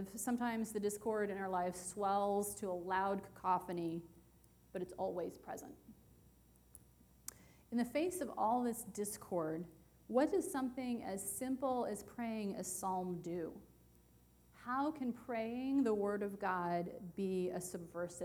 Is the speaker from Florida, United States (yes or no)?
no; West Virginia, United States; moved away; my home state of West Virginia